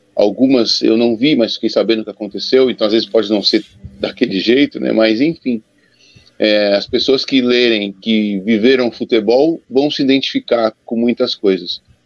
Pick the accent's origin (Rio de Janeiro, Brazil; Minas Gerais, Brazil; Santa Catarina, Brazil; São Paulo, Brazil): São Paulo, Brazil; como eu fui criado na Portuguesa de Esportes, porque meu pai jogou na Portuguesa de Esportes, eu morava na Zona Norte, muito perto da Portuguesa